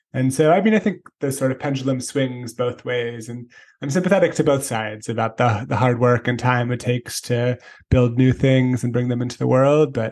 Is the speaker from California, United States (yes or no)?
yes; San Francisco, California, United States; I grew up in San Francisco